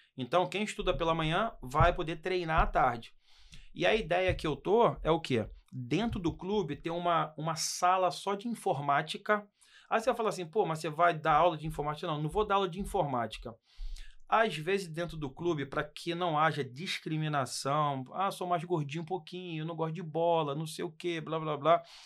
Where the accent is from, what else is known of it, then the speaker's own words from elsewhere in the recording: Brazil; moved away as an adult; also born or lived in London, England; nós que somos brasileiros